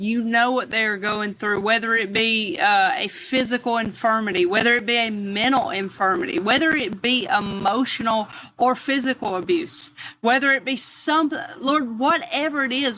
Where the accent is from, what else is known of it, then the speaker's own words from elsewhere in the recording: the South, United States; I'm from the South